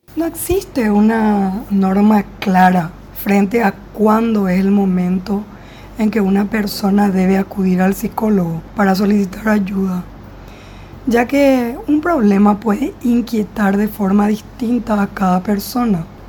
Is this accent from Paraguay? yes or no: yes; Paraguay; yo soy de Paraguay